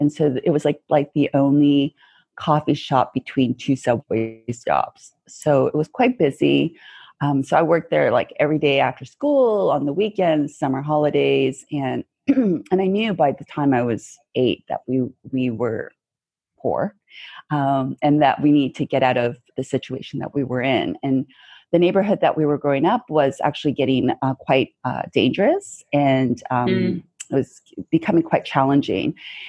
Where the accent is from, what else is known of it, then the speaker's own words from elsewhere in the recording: Canada; I'm really proud to be Canadian. Mm-hmm. I love being Canadian, but I also love being Korean as well.